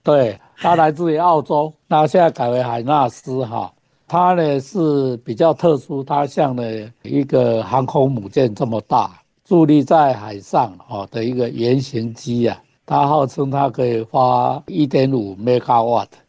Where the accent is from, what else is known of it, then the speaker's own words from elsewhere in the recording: Taiwan; 我们台湾的冬天有很好的东北季风